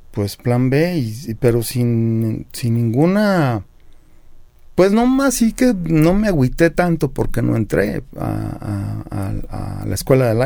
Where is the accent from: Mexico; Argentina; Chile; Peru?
Mexico; born there; pues nací en México.